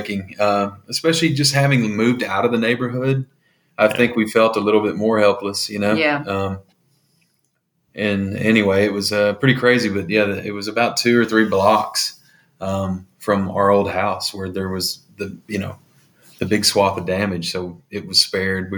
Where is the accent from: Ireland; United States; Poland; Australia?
United States; Arkansas; moved away; I'm from Arkansas